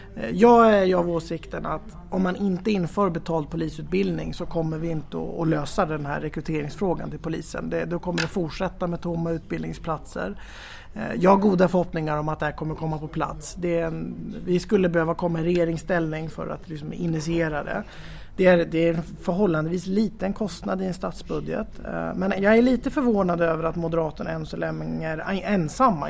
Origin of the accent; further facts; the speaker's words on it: Gävle, Gävleborg County, Sweden; moved away as an adult; now in Tyresö, Sweden; jag är född och uppvuxen i eh, Gävle